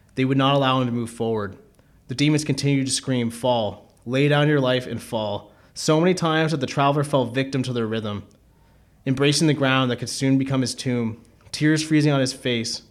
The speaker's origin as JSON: {"language": "English", "town": "Keswick", "region": "Ontario", "country": "Canada", "tie": "born or raised there", "lives_now": "Toronto, Canada", "said": "I grew up in Keswick, Ontario, which is a small town about forty-five minutes north of Toronto"}